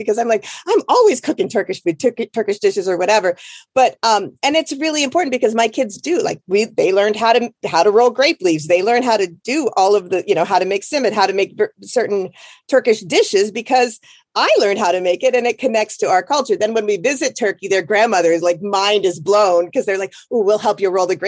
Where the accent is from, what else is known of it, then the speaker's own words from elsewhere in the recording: Iowa, United States; moved away; I grew up in Iowa.